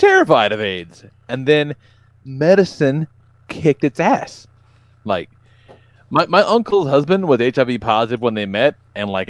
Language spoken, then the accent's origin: English; the South, United States; I grew up in the South.